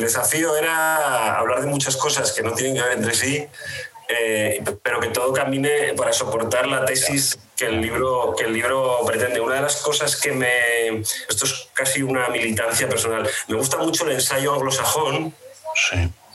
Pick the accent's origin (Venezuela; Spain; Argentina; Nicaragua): Spain; Asturias; moved away as an adult; also born or lived in Madrid; trabajé primero en Asturias, que es de donde soy